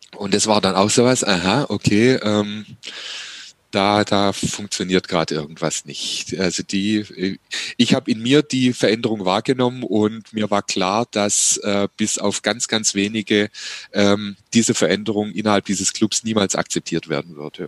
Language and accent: German; Heilbronn, Baden-Württemberg, Germany; meine Heimatstadt Heilbronn